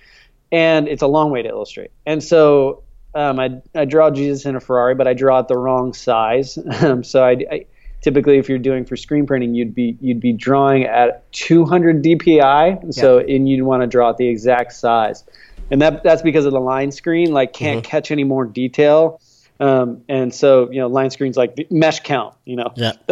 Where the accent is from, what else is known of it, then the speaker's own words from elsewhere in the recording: Florida, United States; now in California, United States; I live in California, but I grew up in Florida